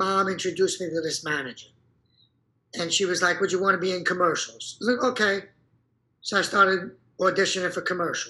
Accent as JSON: {"language": "English", "town": "Brooklyn", "region": "New York", "country": "United States", "said": "I fell into acting because I was a break dancer, and I came from Brooklyn, and they're looking for a lot of guys from Brooklyn, so."}